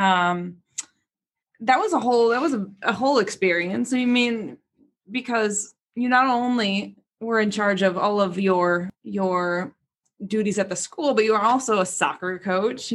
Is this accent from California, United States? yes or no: no; Galesburg, Illinois, United States; now in Chicago, United States; I am from here, not Chicago, small town of Galesburg, Illinois